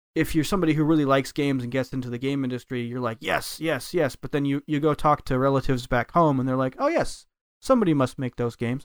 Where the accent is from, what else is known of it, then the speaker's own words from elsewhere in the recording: United States; moved away as an adult; now in Japan; as an American is that I moved to Japan. I learned a Japanese, and I've lived here for ten years